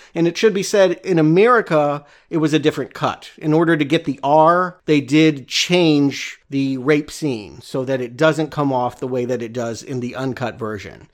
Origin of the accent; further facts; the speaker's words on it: United States; I'm an American.